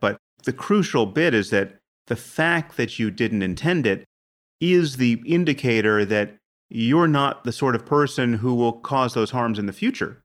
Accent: United States; I'm from America

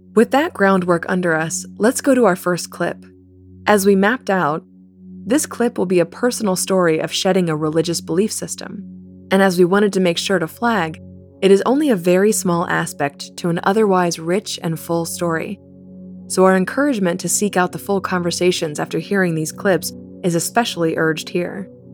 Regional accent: Kansas, United States; I grew up in the Westboro Baptist Church in Kansas.

